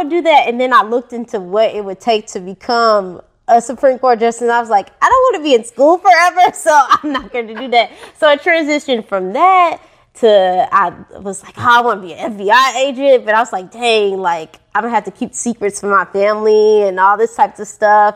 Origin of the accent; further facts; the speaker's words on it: St. Louis, Missouri, United States; I grew up in St. Louis, Missouri, born and raised.